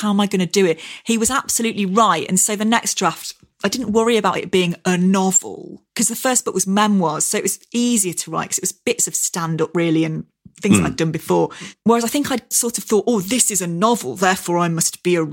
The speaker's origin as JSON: {"language": "English", "area": "near Cromford", "region": "East Midlands", "country": "United Kingdom", "tie": "born or raised there", "said": "a bookshop near my hometown called Scarden Books in Cromford"}